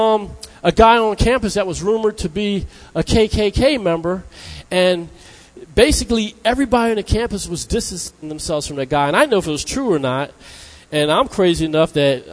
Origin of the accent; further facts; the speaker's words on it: New Jersey, United States; I'm from New Jersey